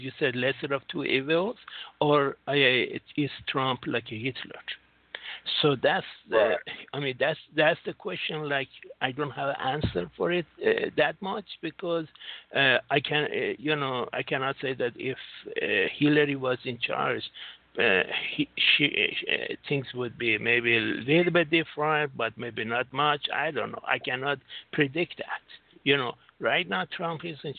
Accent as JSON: {"language": "English", "country": "United States", "moved": "yes", "lives_now": "Singapore", "said": "I'm from United States"}